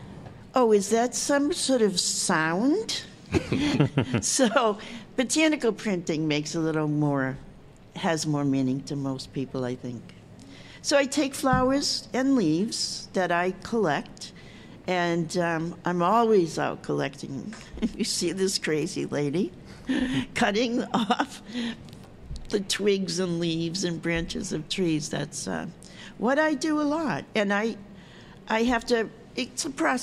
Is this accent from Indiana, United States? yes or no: no; Malden, Massachusetts, United States; moved away as an adult; also born or lived in Cape Cod, Massachusetts / California; I grew up not far from here. I grew up on the Melrose Malden line